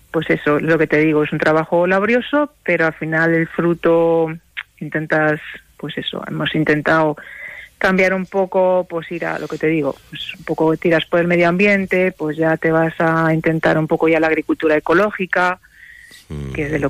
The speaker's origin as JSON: {"language": "Spanish", "town": "Villallano", "region": "Castile and León", "country": "Spain", "said": "¿Qué te voy a decir yo de mi pueblo?"}